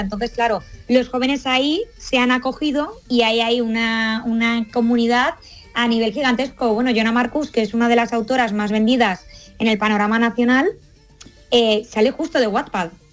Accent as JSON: {"language": "Spanish", "region": "Valencian Community", "country": "Spain", "said": "yo soy valenciana, pero andaluza de corazón"}